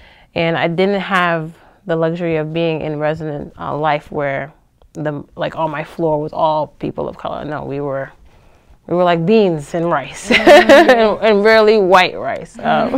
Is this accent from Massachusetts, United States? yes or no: yes; Boston, Massachusetts, United States; I was from the Boston area